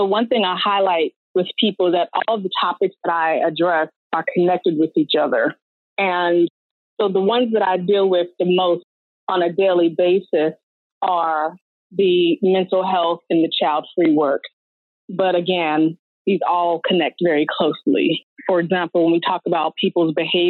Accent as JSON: {"language": "English", "town": "Richmond", "region": "Virginia", "country": "United States", "tie": "born or raised there", "moved": "yes", "lives_now": "Baltimore, United States", "said": "I'm born and raised in Richmond, Virginia, and now I live in Baltimore, Maryland."}